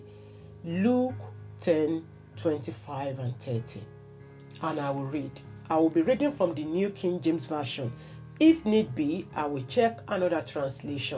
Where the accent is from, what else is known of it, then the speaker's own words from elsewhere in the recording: Nigeria; a primary school pupil, I believe, probably maybe primary 5 or 6 then in my hometown in Nigeria